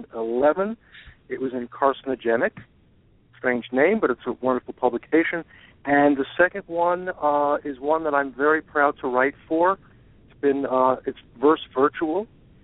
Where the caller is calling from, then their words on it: Brookline, Massachusetts, United States; I'm from Brookline, Massachusetts.